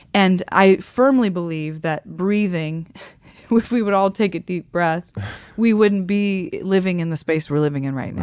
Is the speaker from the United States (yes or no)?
yes; Midwest, United States; moved away; I come from the Midwest